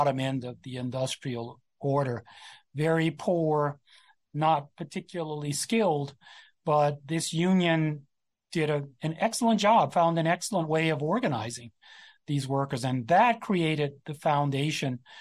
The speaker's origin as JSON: {"language": "English", "region": "South Central Louisiana", "country": "United States", "tie": "born or raised there", "said": "I'm from Louisiana, South Central Louisiana, not too far from where I grew up and where my family's from"}